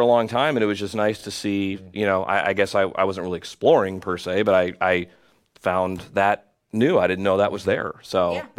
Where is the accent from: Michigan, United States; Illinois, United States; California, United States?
Illinois, United States; Normal; I grew up in Normal